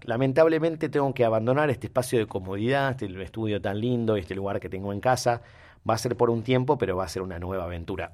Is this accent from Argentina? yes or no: yes; Rosario, Santa Fe, Argentina; nosotros los rosarios